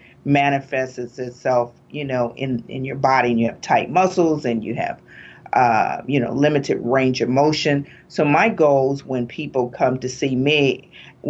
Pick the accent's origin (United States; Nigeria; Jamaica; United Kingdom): United States; East Chicago, Indiana; also born or lived in West Lafayette, Indiana; I'm from East Chicago, Indiana, the northern part of Indiana.